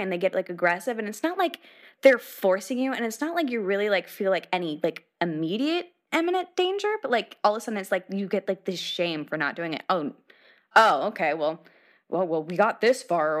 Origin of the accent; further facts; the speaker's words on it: Nebraska, United States; now in Los Angeles, United States; I'm from the Midwest